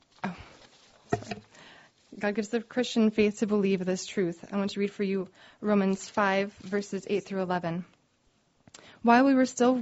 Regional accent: Oregon, United States; I'm from Oregon, and we did a lot of camping.

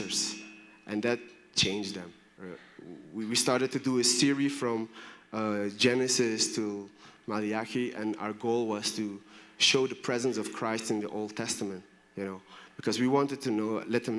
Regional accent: Belgium; moved away; also born or lived in Brussels; I'm from Belgium.

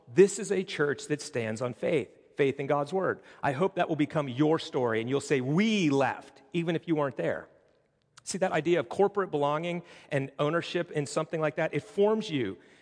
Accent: Pittsburgh, Pennsylvania, United States; moved away; I'm originally from Pittsburgh

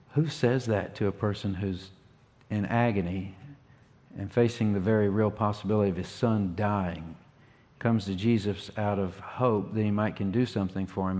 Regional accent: Ringgold, Virginia, United States; moved away as an adult; now in North Carolina, United States; I was born here in North Carolina. I grew up in Virginia for 30 years

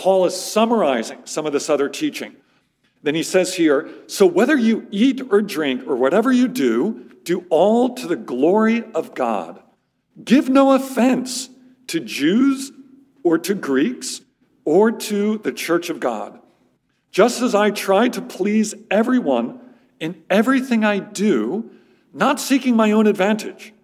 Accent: Philadelphia, Pennsylvania, United States; moved away as an adult; also born or lived in Amherst, Massachusetts; now in Middle East; I'm actually originally from the Philadelphia area, grew up in the suburbs of Philadelphia

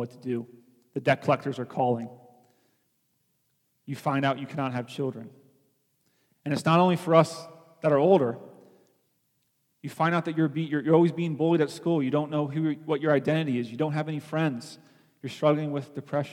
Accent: Philippines; now in United States; growing up in the Philippines

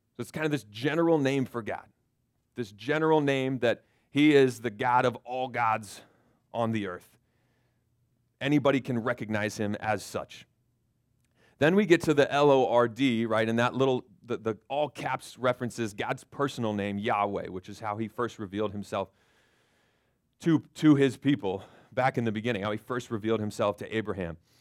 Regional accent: Florida, United States; moved away; I grew up in Florida

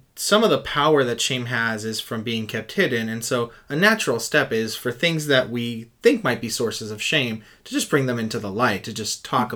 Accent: Puerto Rico; I'm from Puerto Rico and in our culture uh, uh, at least when I was growing up, mental health was not something you talked about

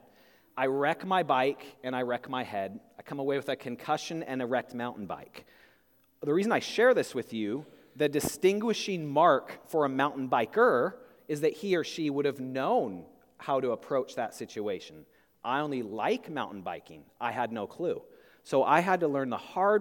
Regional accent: Spokane, Washington, United States; in high school, I grew up in Spokane, Washington

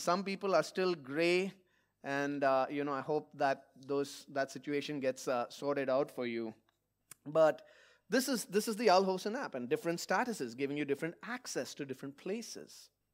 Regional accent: India; moved away; my home country of India

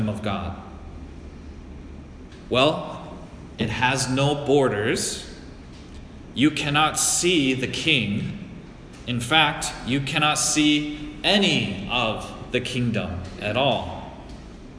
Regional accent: United States; I'm American

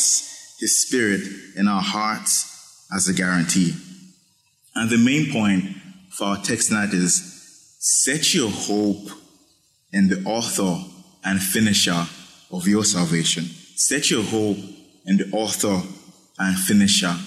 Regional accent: Nigeria; moved away; growing up in Nigeria, in high school

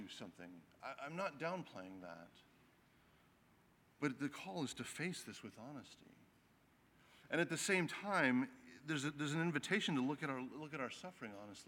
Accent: Wisconsin, United States; I grew up in Wisconsin, but my extended family was all in North Carolina

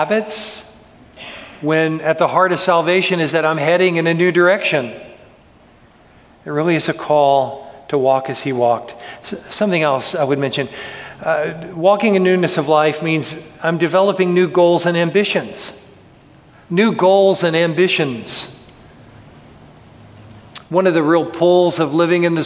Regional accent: United States; my citizenship as an American citizen

